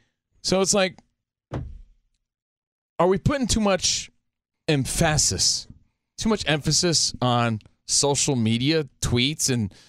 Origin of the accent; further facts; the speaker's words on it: New Jersey, United States; I'm from New Jersey.